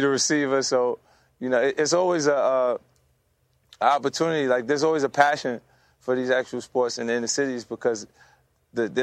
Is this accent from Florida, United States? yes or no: no; New York, United States; I'm such a New Yorker